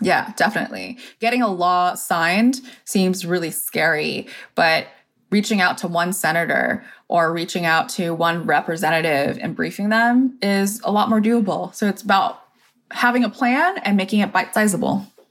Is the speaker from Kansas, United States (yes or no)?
no; Corona, California, United States; I grew up in Corona, California, where there aren't actually that many Asian Americans